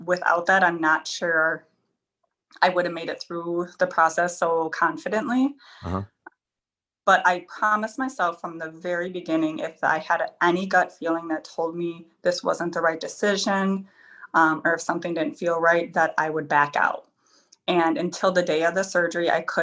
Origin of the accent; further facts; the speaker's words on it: Wisconsin, United States; I'm from Helen